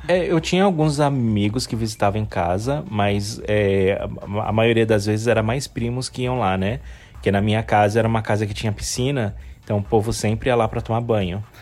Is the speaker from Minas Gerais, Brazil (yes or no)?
no; São Paulo, Brazil; Eu nasci no hospital, mas eu não lembro qual hospital, mas eu nasci no, em São Paulo, na capital, em São Paulo mesmo, no estado de São Paulo, na cidade de São Paulo